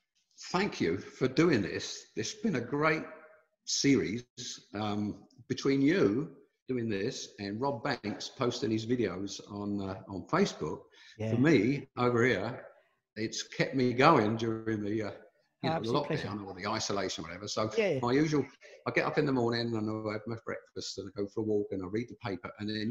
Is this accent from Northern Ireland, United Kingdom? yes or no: no; London, United Kingdom; I was born and I grew up in South London. Well, Surrey it was when I was, you know, I'm an old guy